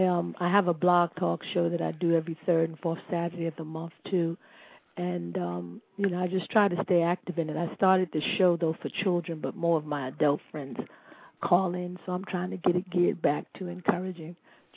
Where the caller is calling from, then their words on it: Ardmore, Pennsylvania, United States; I'm calling from Pennsylvania, Ardmore, Pennsylvania.